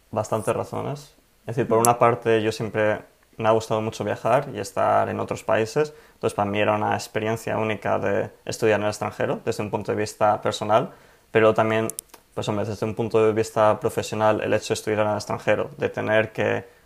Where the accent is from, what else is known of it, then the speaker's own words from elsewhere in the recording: Madrid, Community of Madrid, Spain; also born or lived in Delft, Netherlands; bueno, pues yo nací en Madrid, me crié ahí y fue ahí también donde estudié en la Universidad Politécnica de Madrid